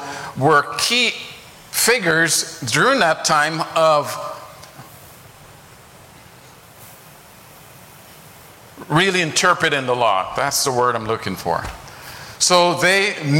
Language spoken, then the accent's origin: English; Guyana; now in United States; I grew up in Guyana